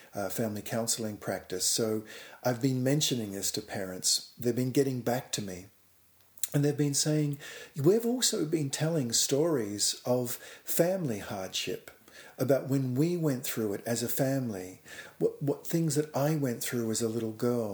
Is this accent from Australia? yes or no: yes; Australia; I was living and growing up in Australia